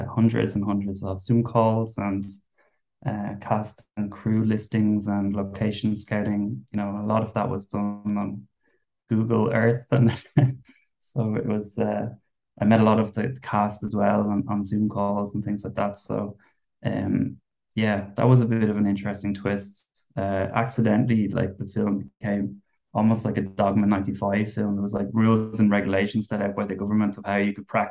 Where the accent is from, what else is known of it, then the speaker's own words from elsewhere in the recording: Wicklow, Leinster, Ireland; I'm from Wicklow